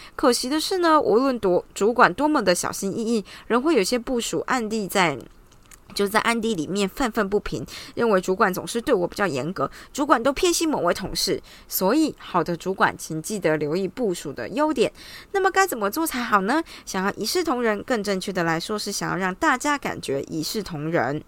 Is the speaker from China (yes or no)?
no; Taiwan; 我们就台湾人嘛，喜欢小确幸